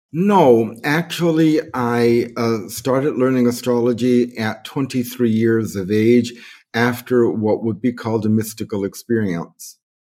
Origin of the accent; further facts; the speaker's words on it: New York City, New York, United States; now in Bali, Indonesia; I was born on March the twenty-eighth, nineteen forty-four, in the Bronx, New York.